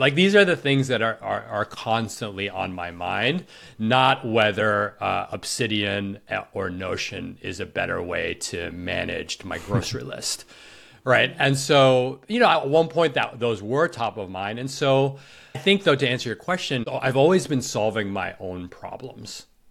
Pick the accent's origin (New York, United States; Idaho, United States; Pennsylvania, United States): New York, United States; I grew up in New York